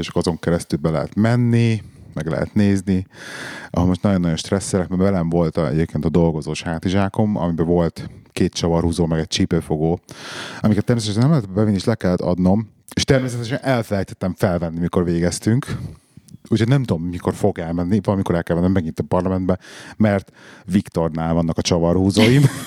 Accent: Budapest, Hungary; moved away; nekem olyan emlékeim fűződnek a parlamenthez, hogy én ott nőttem föl majdnem.

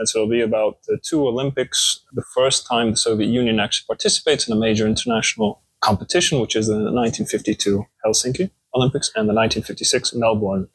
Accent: Marseille, Provence-Alpes-Côte d'Azur, France; moved away; also born or lived in Russia; I'm from Marseille, France, born to a Dutch-German mother and a Mexican father

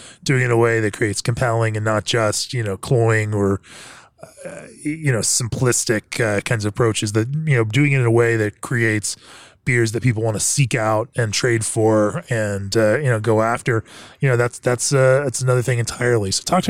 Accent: Winter Park, Florida, United States; You know what? I grew up in Winter Park, Orlando, Florida, and we had a Barney's coffee and tea.

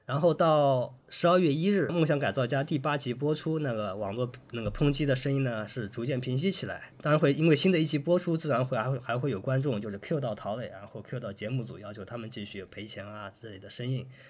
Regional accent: China; 我们中国还是有一种传统的就是束竹权威的这么一个

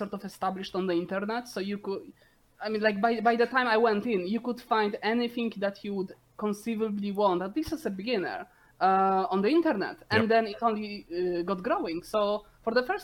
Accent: Poland; moved away; I grew up in Postkomis, Poland

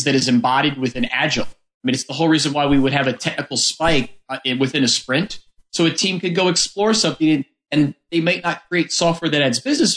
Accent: Missouri, United States; John, Amos, and myself, we're all from Missouri

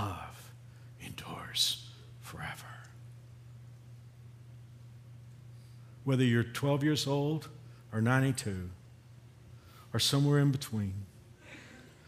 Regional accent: Fort Worth, Texas, United States; moved away; we'll typically go to Fort Worth, our hometown

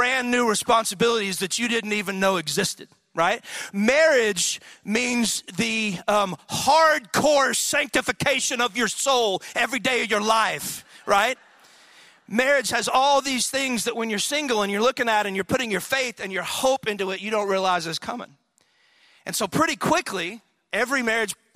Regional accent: Athens, Texas, United States; in high school, I was from Athens, Texas, which is a little backwoods town in East Texas

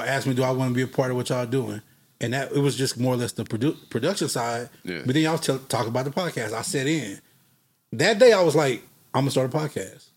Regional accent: Fort Worth, Texas, United States; also born or lived in Dallas, Texas; I'm from Fort Worth, Texas

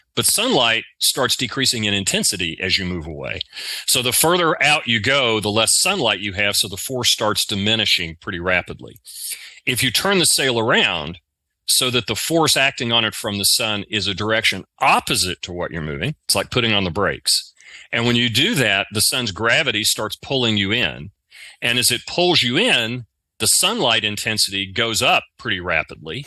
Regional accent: the South, United States; accent: southern; my southern accent

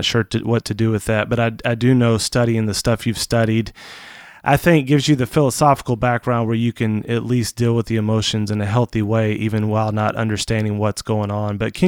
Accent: Portland, Oregon, United States; I'm from Portland. Enough said.

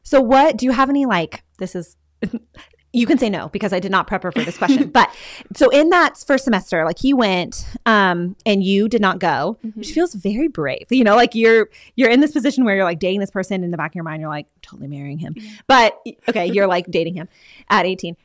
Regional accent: Texas, United States; now in Pennsylvania, United States; I'm from Texas, and Franciscan was like across the country, and now I live in Pennsylvania

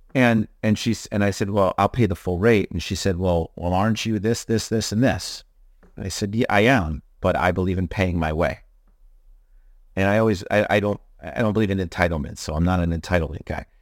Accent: Hudson Valley, New York, United States; you and I are locals, right? We're m, m, born and raised in the Hudson Valley

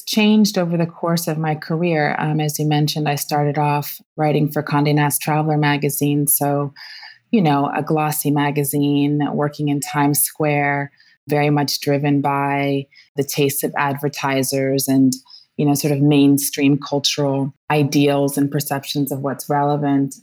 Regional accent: Washington, District of Columbia, United States; moved away as an adult; also born or lived in New York / Japan; now in Rome, Italy; I grew up in Washington, D.C., in a very vibrant Black Washington

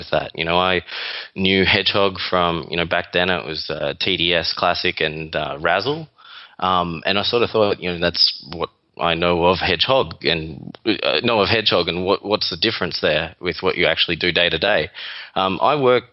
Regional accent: Melbourne, Victoria, Australia; accent: Australian; moved away as an adult; now in New York, United States; This is an Australian accent. Originally from Melbourne, Australia, and moved over here just over 4 years ago.

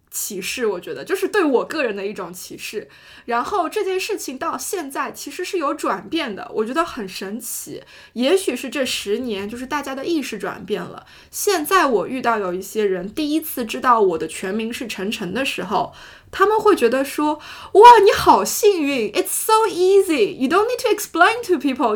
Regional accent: China; moved away; 我是中国人

